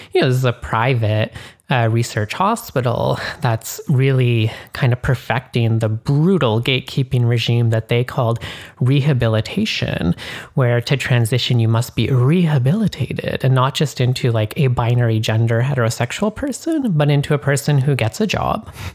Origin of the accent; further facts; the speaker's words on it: Canada; now in United States; I am more Canadian than others